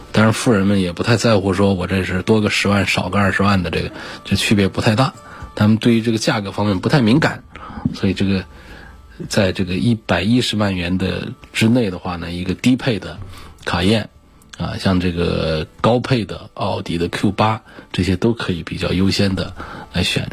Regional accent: China; 我们中国人

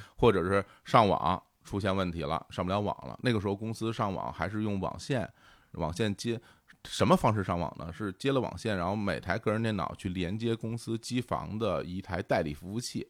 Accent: Beijing, China; 我从小就生活在北京的三环边儿上啊，然后呢，嗯，等我那个上中学的时候，搬了一次家，然后就搬到亚运村地区，那就在四环的边儿上

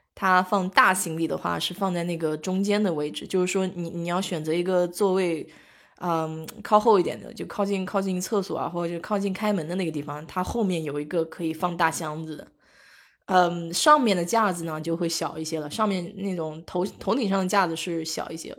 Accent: Nanjing, Jiangsu, China; moved away; 原来小时候在夫子庙那边儿就是有很多大排档嘛，我爸妈带我去

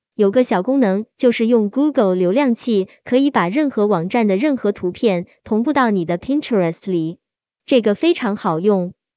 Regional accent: China; 我们中国人

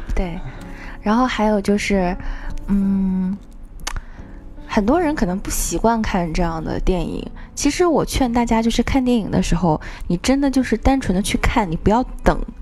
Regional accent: China; 我们中国人

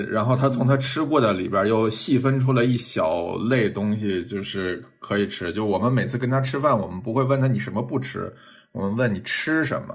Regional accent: northern China, China; 作为北方人，像，像，呃，酱豆腐、虾酱嗯、皮蛋这种，我其实小时候也不喜欢

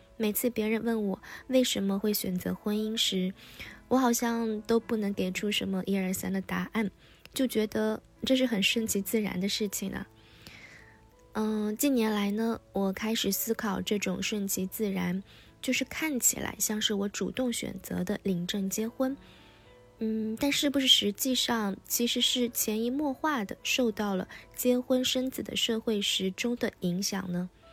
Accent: China; 我一个中国人觉得自己根本不了解中国

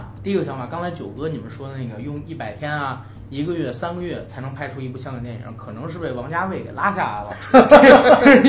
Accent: Beijing, China; 因为我是成长在北京，

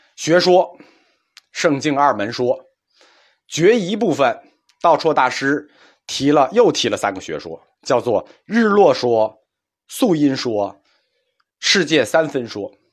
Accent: China

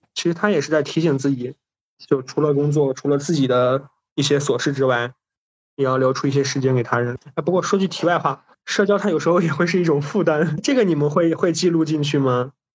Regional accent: Hancheng, Shaanxi, China; 我是在韩城出生的嘛，然后韩城特产不是什么大红袍花椒

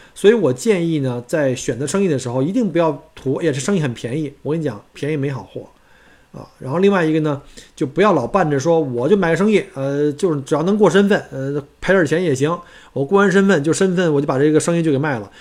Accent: China; now in Australia; 我们中国人

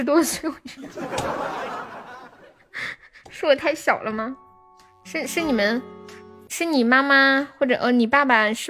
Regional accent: Sichuan, China; 我们四川话有一句话叫“腰房出老辈子”

